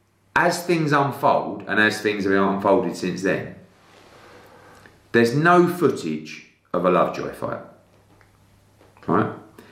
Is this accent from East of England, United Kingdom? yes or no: yes; Billericay, East of England, United Kingdom; I was from Billericay